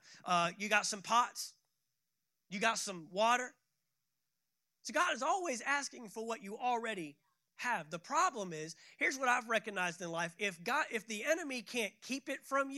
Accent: Fort Worth, Texas, United States; moved away as an adult; also born or lived in San Antonio, Texas / Tulsa, Oklahoma; I grew up in a city called Fort Worth, Texas

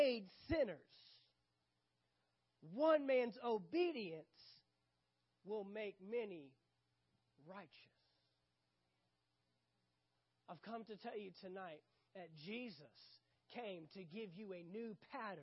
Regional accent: United States; I'm American, United States of that's where I was born

